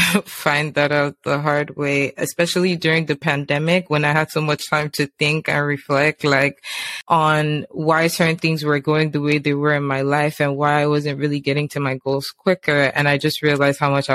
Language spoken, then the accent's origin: English; Nigeria; growing up in Nigeria, like secondary school